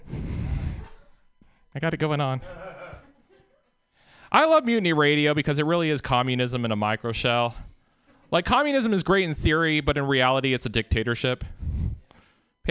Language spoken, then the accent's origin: English; Southern Oregon, United States; moved away; I'm from the Northwest originally. I grew up there. And in Southern Oregon